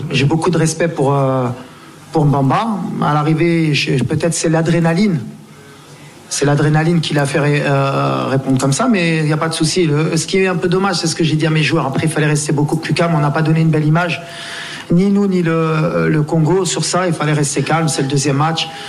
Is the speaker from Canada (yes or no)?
no; France; je suis ghanéen à la base, mais j'ai grandi en France et puis euh, là, je, suis installé depuis 5 euh, ans ici.